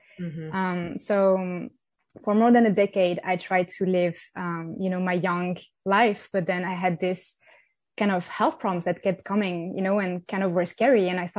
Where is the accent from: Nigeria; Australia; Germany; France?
France; I come from France. I'm French. I grew up in the south of France, and I had a lovely childhood there.